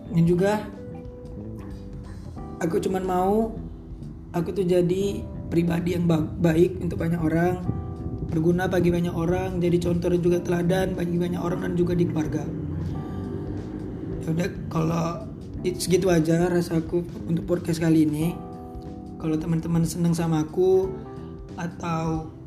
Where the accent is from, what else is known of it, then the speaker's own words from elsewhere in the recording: Medan, North Sumatra, Indonesia; Umur aku 17 tahun Aku asal Medan